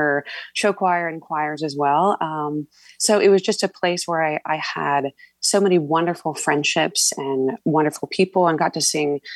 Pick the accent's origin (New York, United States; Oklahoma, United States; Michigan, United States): Oklahoma, United States; Norman; I was born in Norman, Oklahoma